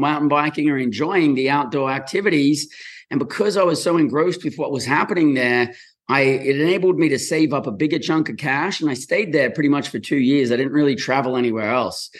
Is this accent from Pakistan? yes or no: no; Australia; moved away as an adult; also born or lived in Brisbane / Western Australia; now in United States; born and raised in Australia